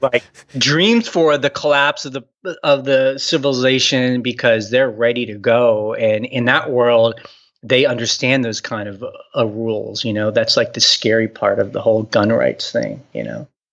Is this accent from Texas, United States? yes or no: yes; Houston, Texas, United States; also born or lived in New York / San Francisco; now in Luray, United States; I grew up in Houston, Texas